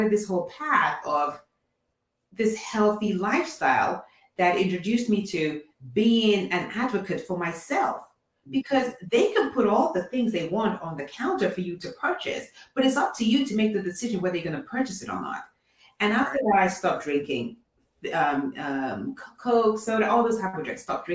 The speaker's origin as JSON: {"language": "English", "country": "Nigeria", "also_born_or_lived": "England", "moved": "yes", "lives_now": "Atlanta, United States", "said": "I'm originally from Nigeria, born in England, and then now I live in Atlanta."}